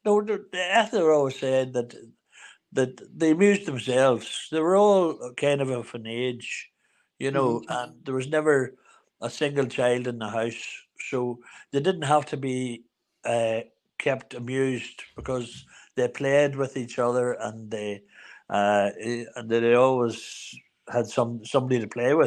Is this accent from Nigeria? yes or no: no; Newry, Northern Ireland, United Kingdom; we're both from Newry. We both lived in the Glen there at the bottom of the Dublin Road